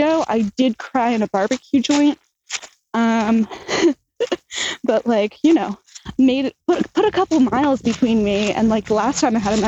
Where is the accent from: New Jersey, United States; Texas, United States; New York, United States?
New Jersey, United States; I'm from Jersey